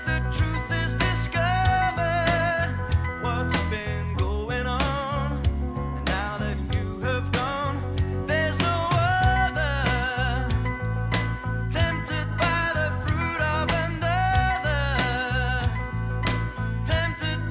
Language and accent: English; Sheffield, Yorkshire and the Humber, United Kingdom; I was born in Sheffield, which is in the north of England